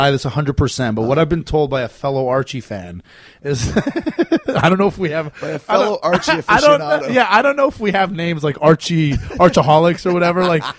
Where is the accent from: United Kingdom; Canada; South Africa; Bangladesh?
Canada; now in United States; but you live in America, as do I, a Canadian living in America.